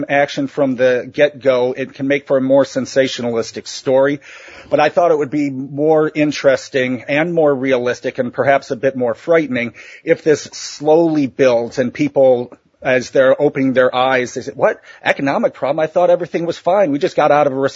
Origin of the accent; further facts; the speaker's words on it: Ohio, United States; my home state of Ohio, in central Ohio